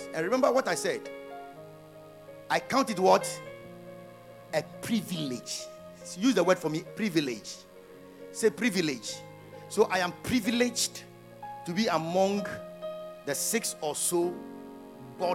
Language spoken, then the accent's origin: English; Afadjato area, Volta, Ghana; my hometown there are mountains. That's around Afajato